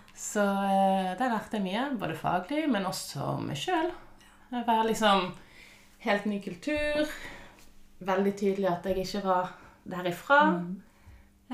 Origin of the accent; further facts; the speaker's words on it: Bergen, Vestland, Norway; moved away as an adult; also born or lived in Canada / Sandefjord, Norway; now in Malaysia; Så jeg vokste opp på Nordnes i Bergen